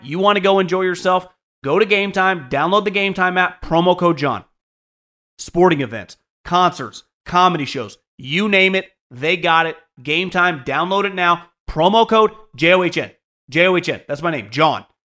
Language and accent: English; Northern California, United States; moved away; also born or lived in Philadelphia; I grew up in Northern California